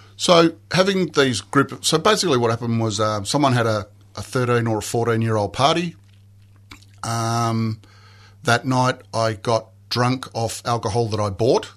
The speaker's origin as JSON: {"language": "English", "town": "Mount Waverley", "region": "Victoria", "country": "Australia", "tie": "born or raised there", "said": "I grew up in Mount Waverley"}